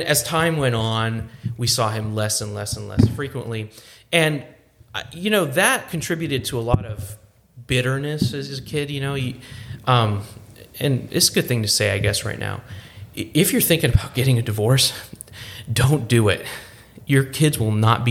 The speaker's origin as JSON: {"language": "English", "town": "Detroit", "region": "Michigan", "country": "United States", "tie": "born or raised there", "said": "growing up in Detroit"}